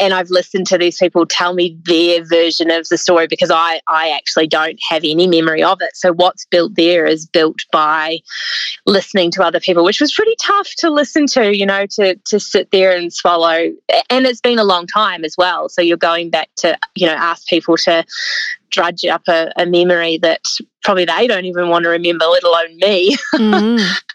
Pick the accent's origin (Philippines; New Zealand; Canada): New Zealand; moved away as an adult; also born or lived in South Island, New Zealand; now in Australia; by my accent, you can tell that I grew up in New Zealand.